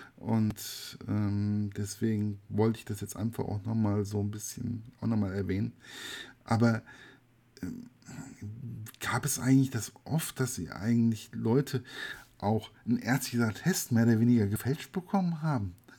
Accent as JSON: {"language": "German", "region": "West Germany", "country": "Germany", "said": "für mich als Wessi"}